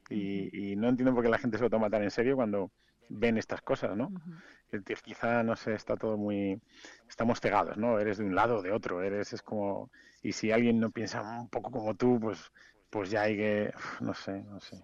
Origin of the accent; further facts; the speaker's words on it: Madrid, Community of Madrid, Spain; also born or lived in Vitoria / Valladolid; now in Mallorca, Spain; crecí en Madrid